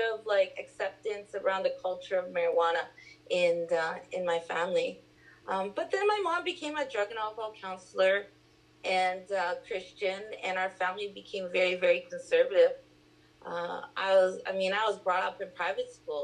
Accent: Vancouver, British Columbia, Canada; also born or lived in Port Hardy, British Columbia; I grew up here in East Vancouver

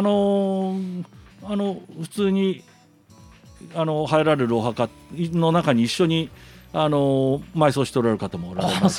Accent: Shimane, Japan; born or raised there; moved away as an adult; also born or lived in Kansai

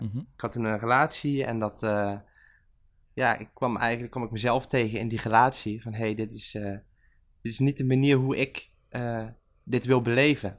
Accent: Venlo, Limburg, Netherlands; moved away; ik kom uit Venlo

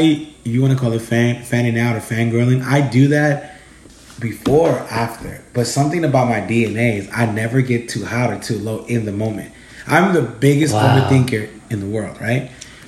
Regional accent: Los Angeles, California, United States; So that I'm from South Central.

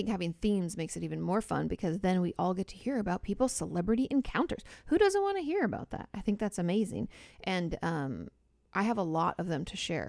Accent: Boston, Massachusetts, United States; I grew up in Boston and there used to be an outdoor concert on the Boston Common.

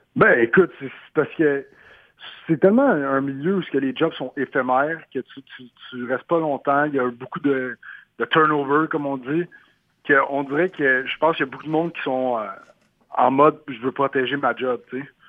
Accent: Montreal, Quebec, Canada; moved away; ma ville natale à Montréal

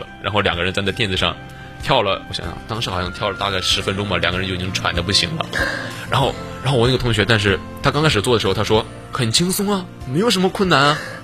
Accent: Henan, China; moved away; 因为我本身我是河南人嘛，我嗯。我自认为啊，我嗯。是属于北方人，因为河南其实是地处中原

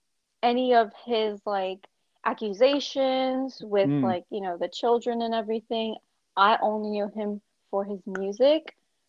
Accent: Southern California, United States; I'm 24 years old. I'm from Southern California, born and raised.

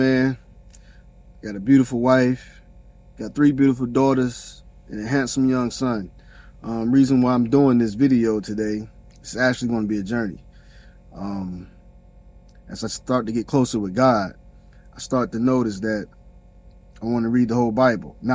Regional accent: South Carolina, United States; I'm from South Carolina

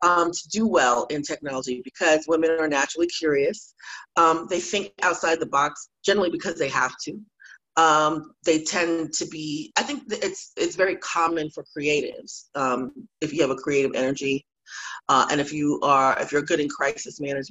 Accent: New York City, New York, United States; also born or lived in Florida / Atlanta, Georgia; now in Austin, United States; I'm originally from Brooklyn, New York, born from Haitian immigrants.

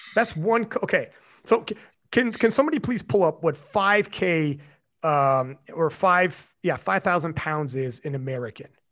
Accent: Canada; I'm Canadian

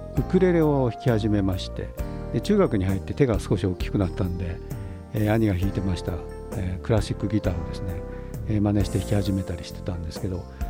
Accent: Tokyo, Japan; 昭和の東京で育った子どもの目線

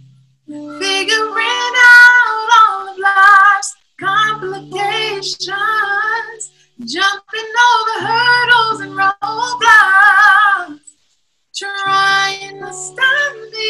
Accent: Long Beach, California, United States; now in Las Vegas, United States; I'm from Long Beach, California, and my family, we all sing

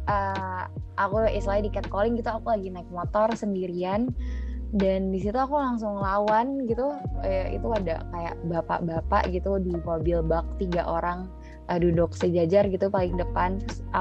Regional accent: Jakarta, Indonesia; now in Malang, Indonesia; aku kan asalnya dari Jakarta ya mau aku di Jakarta mau aku di uh, sekarang di Malang gitu

